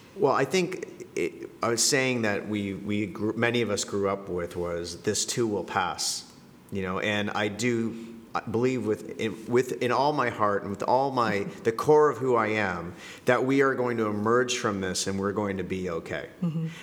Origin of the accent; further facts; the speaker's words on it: Canada; moved away as an adult; also born or lived in Colombia / Buenos Aires, Argentina / Moscow, Russia; now in Jakarta, Indonesia; I'm originally from Canada